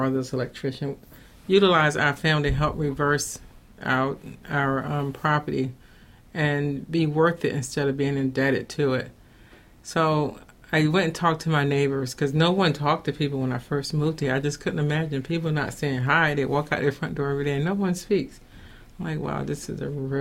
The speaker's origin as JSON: {"language": "English", "region": "North Carolina", "country": "United States", "also_born_or_lived": "New Jersey / Charlotte", "moved": "as an adult", "lives_now": "Baltimore, United States", "said": "originally, I'm from North Carolina"}